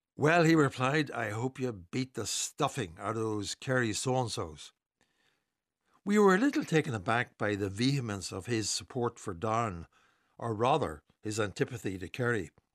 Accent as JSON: {"language": "English", "town": "Newry", "region": "Northern Ireland", "country": "United Kingdom", "tie": "born or raised there", "said": "Growing up in Newry in the late fifties"}